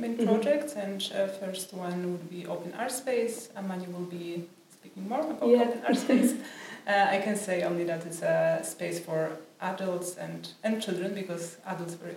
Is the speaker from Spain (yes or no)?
no; Poland; moved away as an adult; I'm from Poland